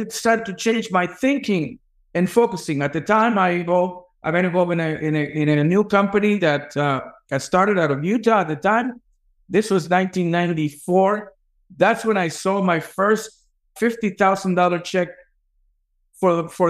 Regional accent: El Salvador; moved away; also born or lived in New York City, United States; I grew up very poor in El Salvador, in a huge poverty in El Salvador, crime-infested neighborhood

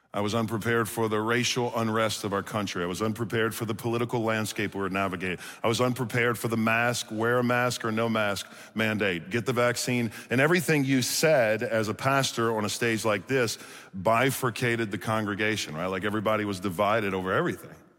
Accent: Chalmette, Louisiana, United States; born and raised in New Orleans, Louisiana. Anybody from Louisiana in here? Okay, I'm from Chalmette, if you know where that is.

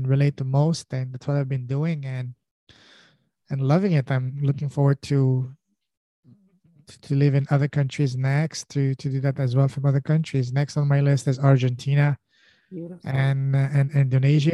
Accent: France; first language French; English is a second language; moved away as an adult; also born or lived in Afghanistan / Pakistan / Montreal, Canada; now in Canada; I was born in Afghanistan. I grew up in an Afghan culture, but I was raised in Afghan culture, but grew up in France

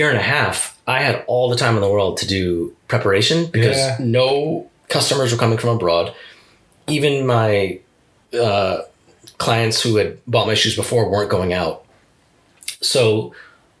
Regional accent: East Coast, United States; moved away as an adult; now in Japan; I grew up on the East Coast

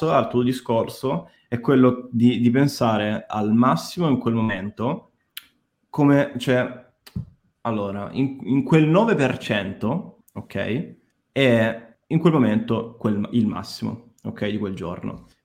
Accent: Rome, Lazio, Italy; Eh, ma c'è tutti, da romano

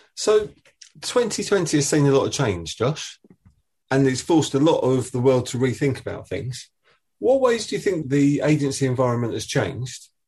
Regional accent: Essex, East of England, United Kingdom; I'm from Essex

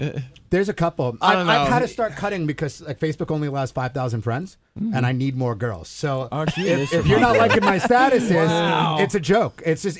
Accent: New York, United States; accent: Long Island; You could tell if you close your eyes, if you've never listened or met me, you could tell I'm from New York. I lost my Long Island accent.

